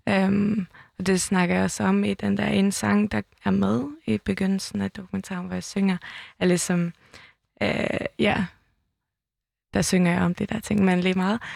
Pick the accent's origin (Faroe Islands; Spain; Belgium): Faroe Islands; Toftir; also born or lived in Tórshavn, Faroe Islands; now in Copenhagen, Denmark; Jeg kommer fra Tofte, en lille bygd i, øh, på Færøerne med, øh, tusind indbyggere